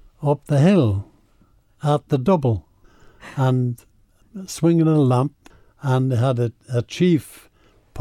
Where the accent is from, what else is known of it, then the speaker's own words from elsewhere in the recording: Isle of Man; moved away; also born or lived in Scotland; I was born in the Isle of Man, and I was actually a farmer's son